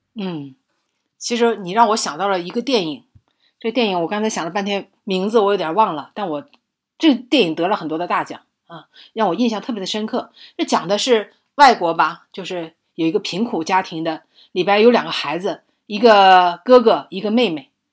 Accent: northern China, China; 我作为北方人，我真感觉叹为观止

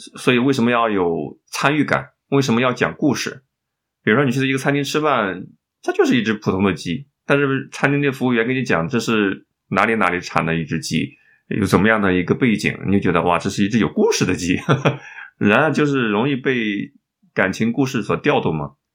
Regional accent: China; 我们中国人

